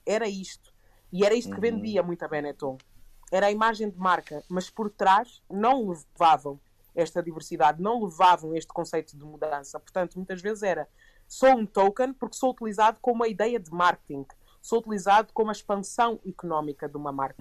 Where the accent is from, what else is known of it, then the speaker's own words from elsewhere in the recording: Portugal; crescendo em Portugal